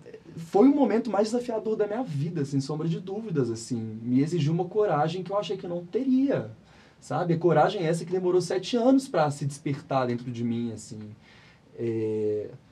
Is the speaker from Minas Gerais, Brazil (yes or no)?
yes; Belo Horizonte, Minas Gerais, Brazil; sou de BH, nascido e criado na cidade